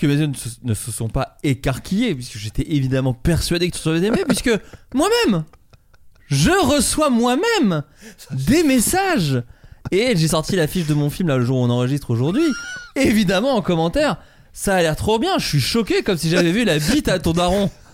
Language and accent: French; Burgundy, Bourgogne-Franche-Comté, France; moved away; en Bourgogne là où j'ai grandi en grande ah, partie